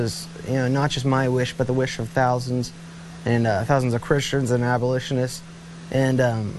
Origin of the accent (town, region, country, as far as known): Texas, United States